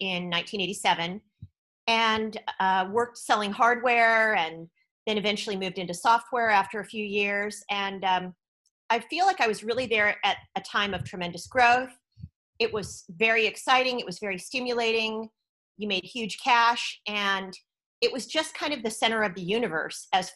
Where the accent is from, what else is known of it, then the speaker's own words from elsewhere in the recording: East Bay, San Francisco Bay Area, California, United States; moved away as an adult; also born or lived in Oakland / San Jose / Silicon Valley; now in Thailand; I'm originally from the Bay Area. So I was born in Oakland, right across the bay from San Francisco. And I grew up in the East Bay